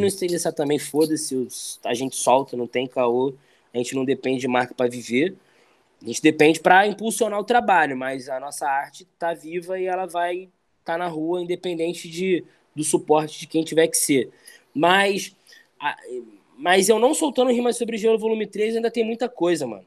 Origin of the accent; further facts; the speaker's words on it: Rio de Janeiro, Brazil; also born or lived in Jacarepaguá; sempre eu tinha que sair de Barros Filho, onde eu cresci